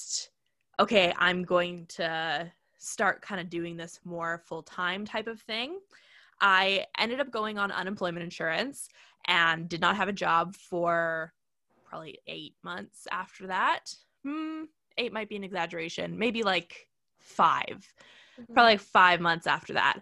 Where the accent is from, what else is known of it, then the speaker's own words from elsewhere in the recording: Canada; I'm Canadian